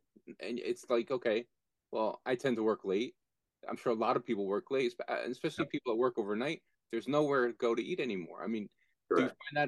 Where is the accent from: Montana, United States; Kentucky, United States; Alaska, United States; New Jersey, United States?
New Jersey, United States; Nutley; Growing up in Nutley, as you have, Jim, like myself